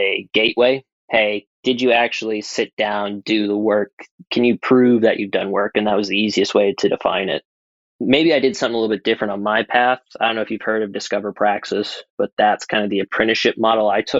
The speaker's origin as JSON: {"language": "English", "region": "New England", "country": "United States", "tie": "born or raised there", "also_born_or_lived": "San Francisco", "moved": "as an adult", "said": "growing up around New England"}